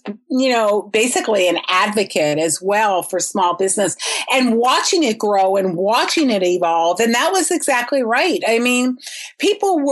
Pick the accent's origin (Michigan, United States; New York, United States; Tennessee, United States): New York, United States; Huntington; I grew up on Long Island in Huntington in Suffolk County